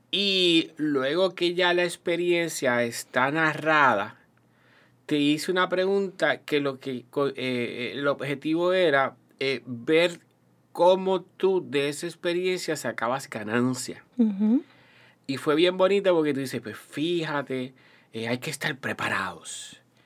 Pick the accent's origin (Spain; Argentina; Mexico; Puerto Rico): Puerto Rico; also born or lived in Toa Alta, Puerto Rico; es Puerto Rico y somos los puertorriqueños